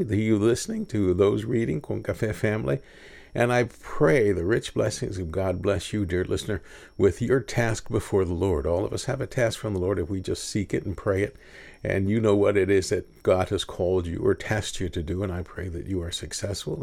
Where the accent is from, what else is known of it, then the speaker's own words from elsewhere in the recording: Kingsville, Texas, United States; also born or lived in Houston, Texas; I'm proud to be from Kingsville, Texas, but at the age of thirteen, I moved to Houston